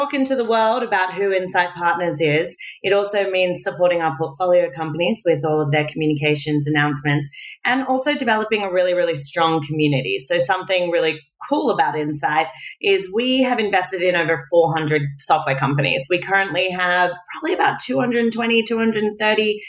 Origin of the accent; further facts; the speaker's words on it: Australia; also born or lived in Manhattan, New York; now in New York, United States; I'm Australian